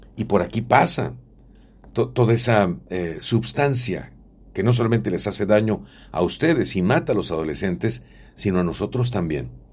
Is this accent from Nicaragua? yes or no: no; Mexico; Nosotros somos mexicanos